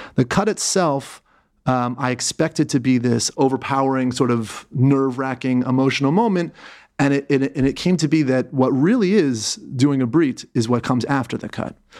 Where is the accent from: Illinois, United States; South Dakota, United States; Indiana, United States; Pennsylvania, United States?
Pennsylvania, United States; Philadelphia; moved away as an adult; also born or lived in New York; now in Israel; I was born in Philadelphia